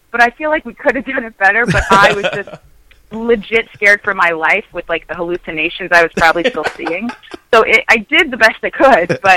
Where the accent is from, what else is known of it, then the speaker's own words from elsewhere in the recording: Staten Island, New York, United States; yeah, I'm from Staten Island, guys.